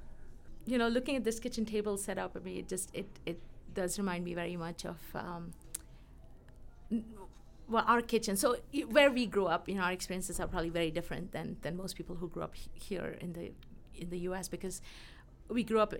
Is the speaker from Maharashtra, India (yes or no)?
yes; Mumbai, Maharashtra, India; moved away as an adult; also born or lived in Pittsburgh; now in Colorado, United States; back when we grew up in Mumbai